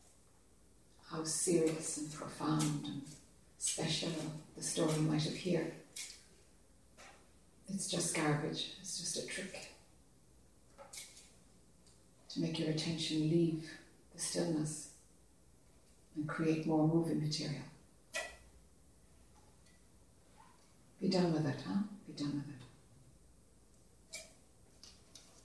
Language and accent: English; Ireland; accent: Irish; this Irish accent